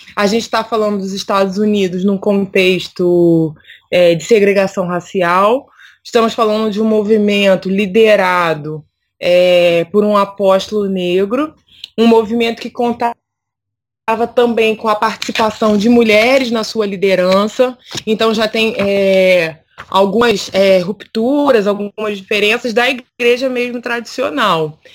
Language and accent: Portuguese; Rio de Janeiro, Brazil; eu sou do Rio de Janeiro